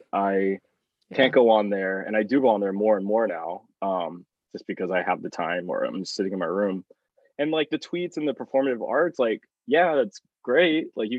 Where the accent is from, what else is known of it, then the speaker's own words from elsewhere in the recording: Oklahoma, United States; I mean, like we grew up in Oklahoma. Like a large part of my family voted for Trump.